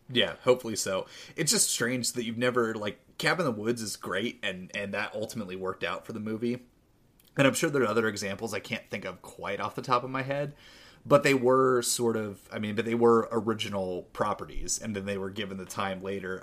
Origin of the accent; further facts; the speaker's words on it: St. Helens, Oregon, United States; there was a card shop in, in my hometown, in the, the small town of Saint Helens, Oregon.